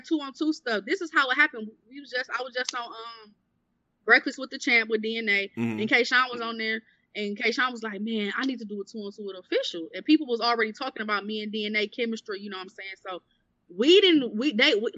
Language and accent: English; Milwaukee, Wisconsin, United States; accent: country; I'm from Milwaukee